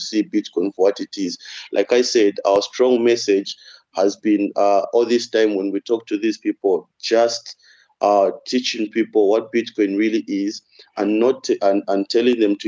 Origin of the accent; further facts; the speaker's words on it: Zambia; also born or lived in Russia; a lot of people in my country